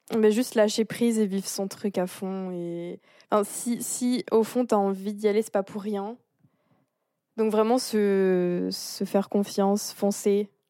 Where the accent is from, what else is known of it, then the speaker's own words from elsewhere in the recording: France; moved away as an adult; also born or lived in Montreal, Canada / Switzerland; en tant que Française